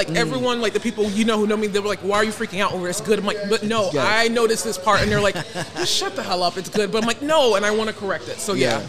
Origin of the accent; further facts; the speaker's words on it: South Florida, United States; I am from born and raised in South Florida